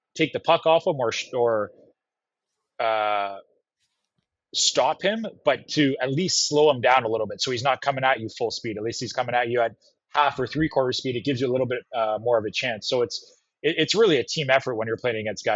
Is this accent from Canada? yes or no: yes; Canada; moved away as an adult; also born or lived in New York; I didn't grow up with that, being Canadian